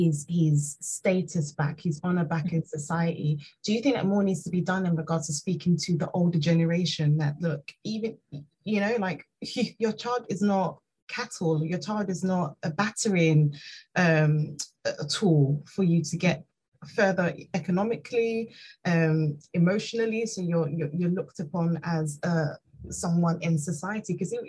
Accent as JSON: {"language": "English", "country": "Nigeria", "said": "I'm originally from Nigeria, and child marriage is prevalent there"}